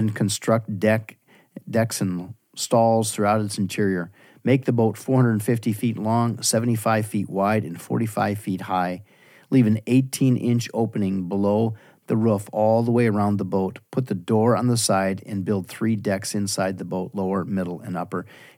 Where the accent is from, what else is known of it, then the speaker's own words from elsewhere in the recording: Wisconsin, United States; Yeah, well, I'm from the west side of Wisconsin.